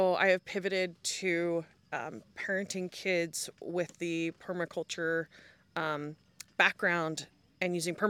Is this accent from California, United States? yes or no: yes; Concord, California, United States; moved away as an adult; now in Washington, United States; we're from the Bay Area. Okay. Concord.